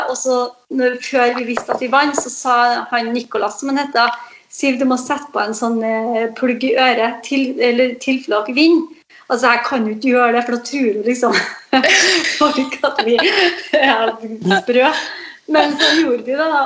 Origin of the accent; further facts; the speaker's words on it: Aure, Møre og Romsdal, Norway; moved away; also born or lived in Trondheim; min eh, frisørkarriere starta i hjembygda mi, i Aure.